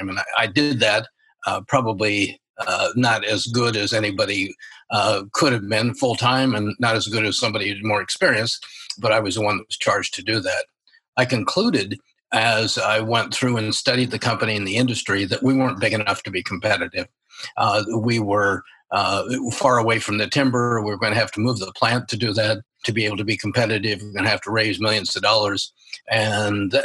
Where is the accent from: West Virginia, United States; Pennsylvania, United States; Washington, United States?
Washington, United States; Spokane; I was born and raised in Spokane, Washington